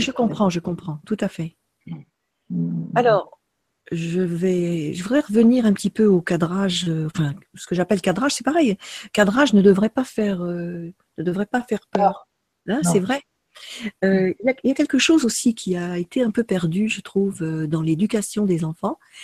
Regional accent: France; Moi, en tant que Française

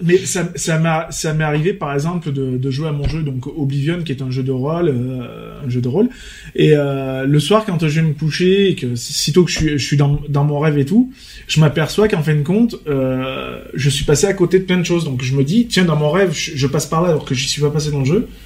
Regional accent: Vaucluse, Provence-Alpes-Côte d'Azur, France; on est majoritairement tous des Vauclusiens

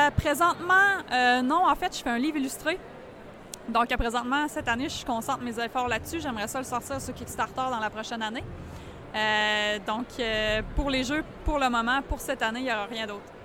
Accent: Quebec City, Quebec, Canada; je suis locale de Québec, euh, j'ai commencé pas mal ici à Québec

